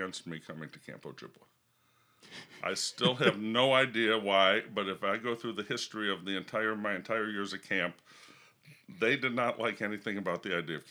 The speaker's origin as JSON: {"language": "English", "town": "Evanston", "region": "Illinois", "country": "United States", "tie": "born or raised there", "said": "I was raised in Evanston"}